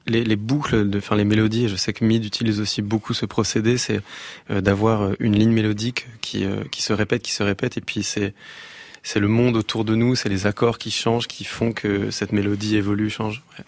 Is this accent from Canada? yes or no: no; Massy, Île-de-France, France; J'ai grandi euh, à Massy. dans une, dans une ville dans le 91.